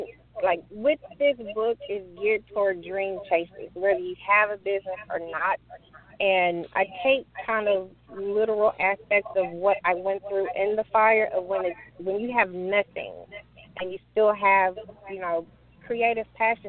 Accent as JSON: {"language": "English", "region": "Arkansas", "country": "United States", "tie": "born or raised there", "also_born_or_lived": "Little Rock, Arkansas", "said": "I'm born and raised in Arkansas, currently residing in Little Rock."}